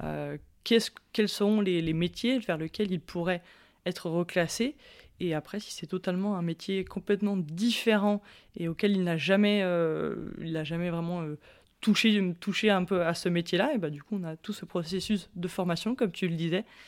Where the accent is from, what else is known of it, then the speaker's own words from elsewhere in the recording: Chambéry, Auvergne-Rhône-Alpes, France; je suis native de Chambéry.